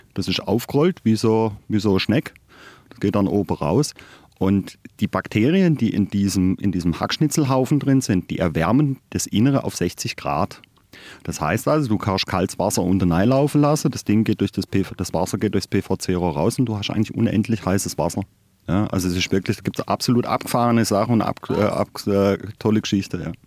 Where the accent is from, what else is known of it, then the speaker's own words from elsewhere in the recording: Todtnau, Baden-Württemberg, Germany; now in Freiburg, Germany; gebürtiger Hochschwarzwälder sogar. Ich komme aus Tottenau, ähm, ja, eine kleine Gemeinde am Fuße des Feldbergs